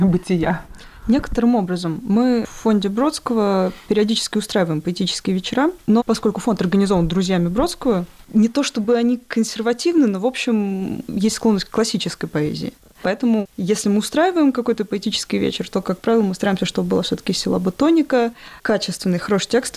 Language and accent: Russian; Ryazan, Ryazan Oblast, Russia; moved away as an adult; now in Saint Petersburg, Russia; я сама родом из Рязани, и участвовала во всяких сверхкамерных фестивалях в Рязани